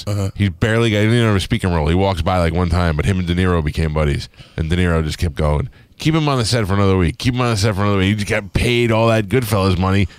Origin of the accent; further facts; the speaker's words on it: New York City, New York, United States; I grew up in Staten Island, which is the white Harlem.